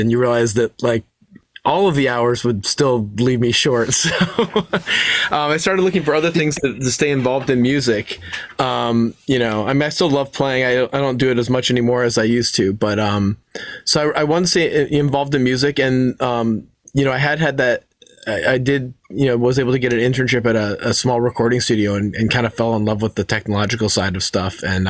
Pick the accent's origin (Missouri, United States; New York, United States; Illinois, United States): Illinois, United States; Chicago; also born or lived in Ohio / Detroit; I grew up a little kind of like around the Midwest. I was born in Ohio. We lived in Detroit for a while, and then Chicago. We moved to Chicago when I was about 12.